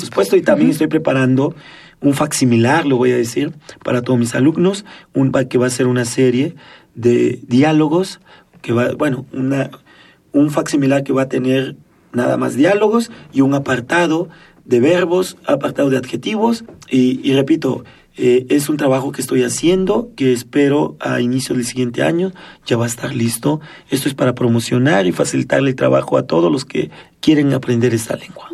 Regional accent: Juchitán, Oaxaca, Mexico; accent: séptima sección (Juchitán Zapotec); Yo soy originario de Juchitán, Oaxaca. Tengo un acento de la séptima sección

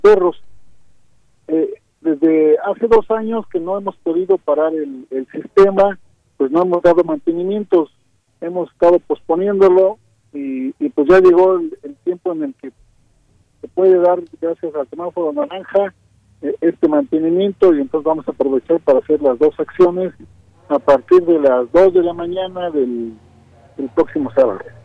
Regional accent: Mexico City, Mexico; yo soy de la Ciudad de México

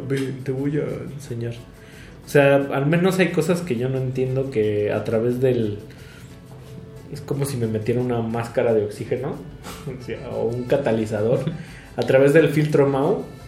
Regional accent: Mexico

